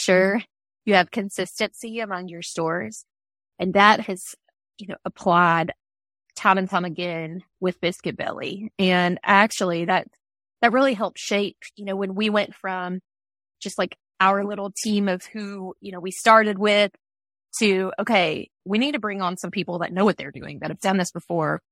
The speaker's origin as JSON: {"language": "English", "region": "Georgia", "country": "United States", "moved": "as an adult", "lives_now": "Louisville, United States", "said": "we're from Georgia"}